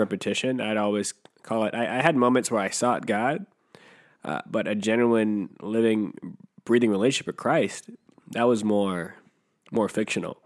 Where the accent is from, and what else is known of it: Riverside, California, United States; born or raised there; also born or lived in Jamaica